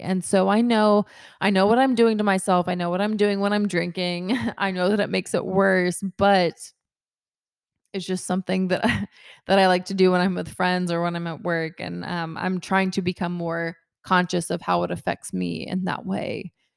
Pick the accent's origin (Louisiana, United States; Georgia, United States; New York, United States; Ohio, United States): Georgia, United States; Kennesaw; I'm from Kennesaw, Georgia.